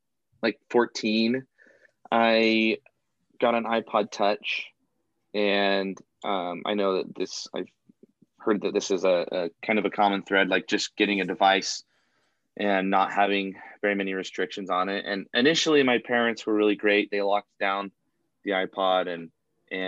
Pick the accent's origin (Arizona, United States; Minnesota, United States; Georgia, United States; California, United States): Arizona, United States; moved away; I'm originally from Arizona, so it'll be nice to get back to my roots